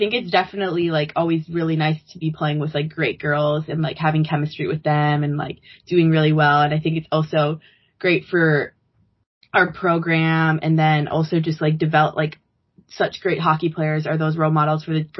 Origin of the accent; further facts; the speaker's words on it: Edina, Minnesota, United States; I'm from Edina